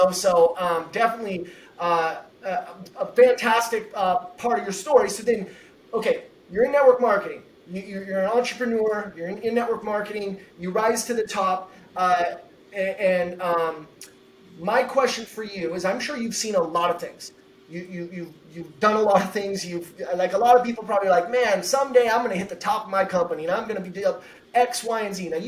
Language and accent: English; Pacific Northwest, United States; I'm from the Northwest, and we would go, uh, you know, five minutes away. We'd go over to Portland, and and I've lived on the corner of uh, Washington State